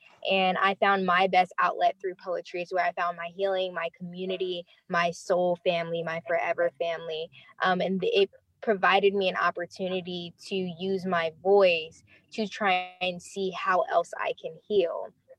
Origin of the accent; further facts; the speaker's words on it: Los Angeles, California, United States; I am originally born and raised in Los Angeles, California. I'm a Navy veteran, so I did travel a bit and live in a couple different places.